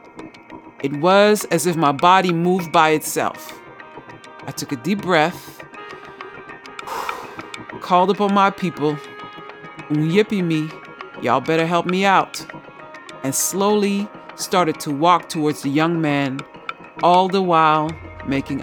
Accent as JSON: {"language": "English", "country": "United States", "moved": "yes", "said": "I come from the United States"}